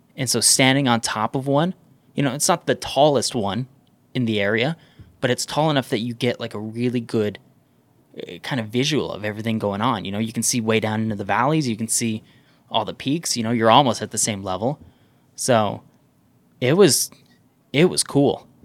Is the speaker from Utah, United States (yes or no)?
yes; Southern Utah, United States; I grew up in Southern Utah